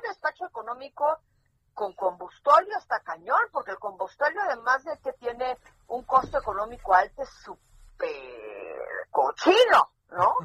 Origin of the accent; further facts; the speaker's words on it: Mexico; los que acabamos en la calle de la amargura somos los mexicanos